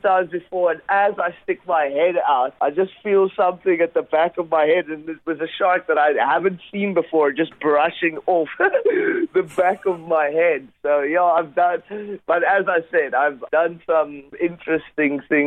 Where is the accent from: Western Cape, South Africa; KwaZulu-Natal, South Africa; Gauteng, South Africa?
Western Cape, South Africa; Gansbaai; my hometown, which is Gansbaai, and it's actually the capital of great white sharks in the world. It's about 2 hours away from Cape Town. In South Africa.